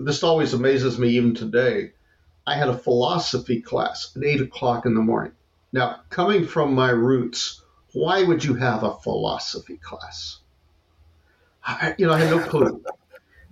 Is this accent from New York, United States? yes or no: no; California, United States; born or raised there; moved away as an adult; also born or lived in Wichita, Kansas; now in Texas, United States